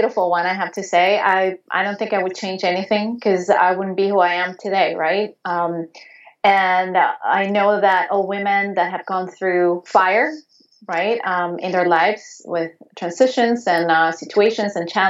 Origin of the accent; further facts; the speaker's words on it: Venezuela; English is a second language; moved away; also born or lived in Spain; I was growing up in Venezuela, in South America, and back then I was not living in the capital of the city